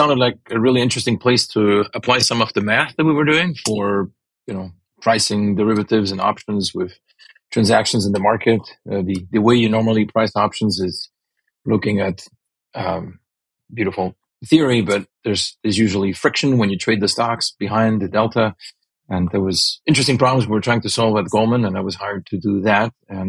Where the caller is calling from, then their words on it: California, United States; California, the Bay Area.